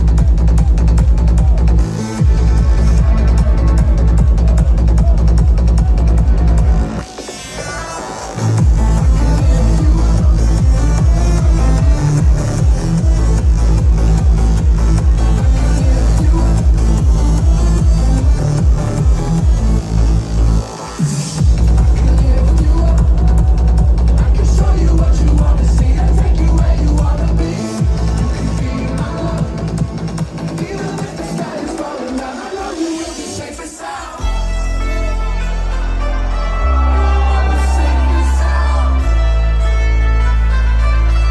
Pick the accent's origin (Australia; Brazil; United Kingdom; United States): Australia; I come all the way from Australia